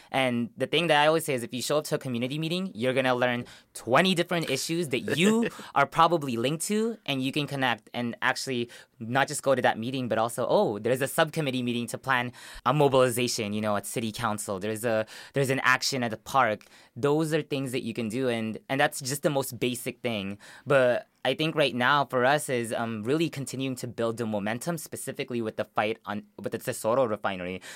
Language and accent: English; Long Beach, California, United States; also born or lived in Philippines; Long Beach where I grew up. In West Long Beach, that's where I moved when I came from the Philippines